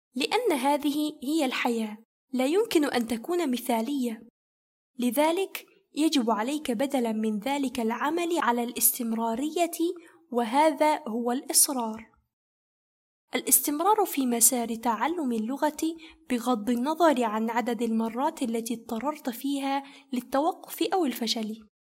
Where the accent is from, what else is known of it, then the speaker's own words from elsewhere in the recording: Egypt; first language Kazakh and Arabic; moved away as an adult; also born or lived in Kazakhstan / Turkey; أنا ولدت وترعرعت في مصر ووالداي من كازاخستان